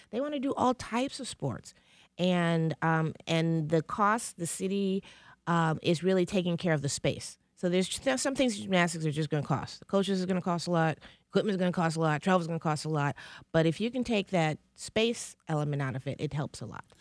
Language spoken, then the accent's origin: English; Detroit, Michigan, United States; raising, living in, and growing up in Detroit